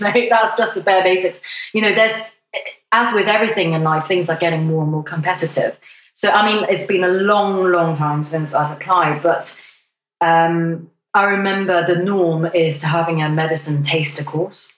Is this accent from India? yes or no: no; Hong Kong; now in United Kingdom; I come from Hong Kong